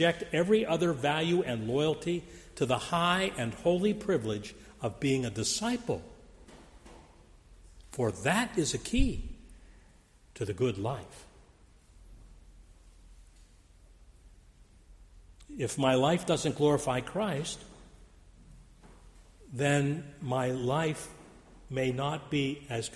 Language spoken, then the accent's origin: English; Grove City, Pennsylvania, United States; moved away; We lived in Grove City, Pennsylvania, a small town about 7,000 people